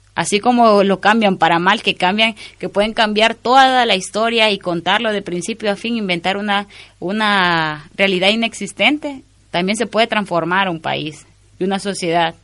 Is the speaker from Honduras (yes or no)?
yes; Honduras; como hondureña